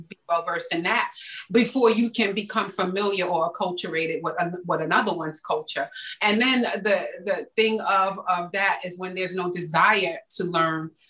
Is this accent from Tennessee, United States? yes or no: no; New York City, New York, United States; growing up in the Bronx during the crack era